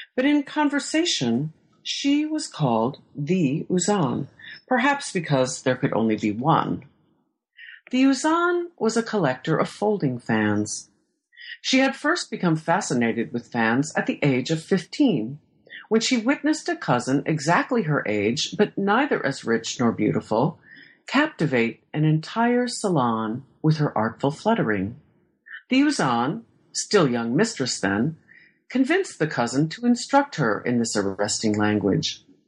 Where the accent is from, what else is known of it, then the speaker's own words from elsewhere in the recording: Iowa, United States; moved away as an adult; also born or lived in Stockholm; I was born and raised in Iowa